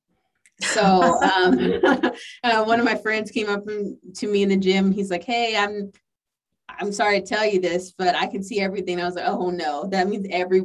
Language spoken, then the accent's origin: English; the South, United States; I'm from the South